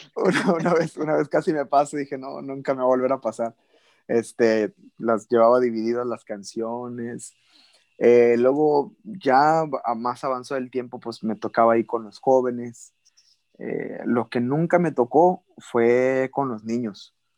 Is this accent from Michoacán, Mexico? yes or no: no; Valle Hermoso, Tamaulipas, Mexico; also born or lived in Monterrey, Nuevo León / Ciudad Mante, Tamaulipas / Reynosa, Tamaulipas / Brownsville, Texas; yo me crié toda mi infancia en Tamaulipas